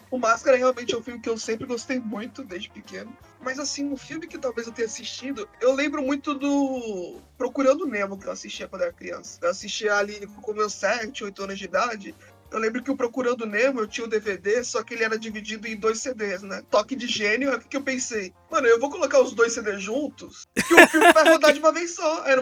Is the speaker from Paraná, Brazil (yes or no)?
no; Santos, São Paulo, Brazil; Eu sou de Santos, né? Então todo mundo aqui em Santos tem que gostar de ….